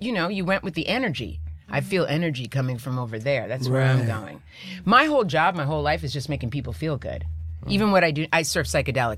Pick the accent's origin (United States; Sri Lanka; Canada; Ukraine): United States; New York; also born or lived in Paris, France; I was born in the Bronx, but I lived downtown